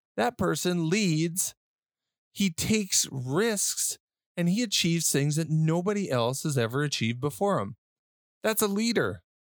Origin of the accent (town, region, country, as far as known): Western Canada, Canada; born or raised there